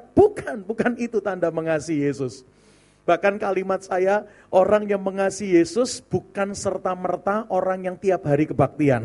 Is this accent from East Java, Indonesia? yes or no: yes; Surabaya, East Java, Indonesia; moved away as an adult; also born or lived in Serpong (BSD), Banten; now in Serpong, Indonesia; Saya melayani hampir 15 tahun di BSD dari kota Surabaya asalnya